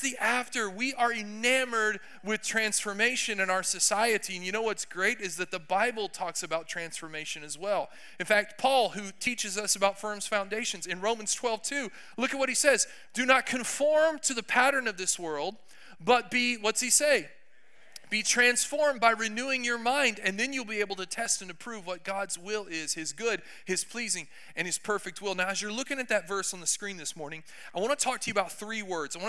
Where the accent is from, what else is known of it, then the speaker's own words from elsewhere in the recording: Texas, United States; I'm from Texas